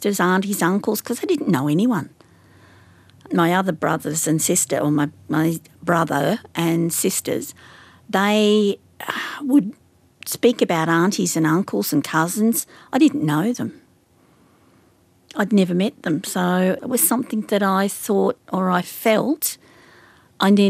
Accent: Wagga Wagga, New South Wales, Australia; also born or lived in Sydney, Australia; I was born in Wagga

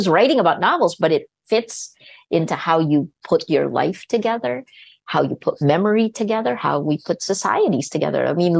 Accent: United States; I think it was more that I, despite the fact that I grew up in America, I went to public school and then went on to Princeton, I never felt completely American.

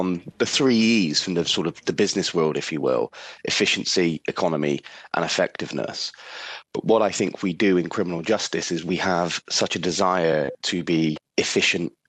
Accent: England, United Kingdom; Being English

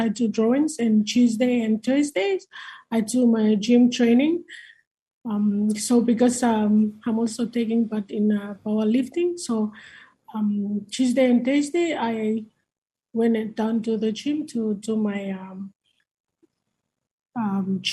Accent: Malekula, Malampa, Vanuatu; I'm from Malekula, one of the second biggest island

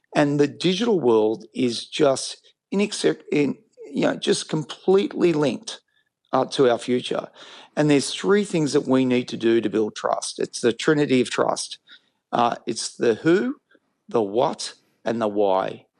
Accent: Australia; I'm an Australian.

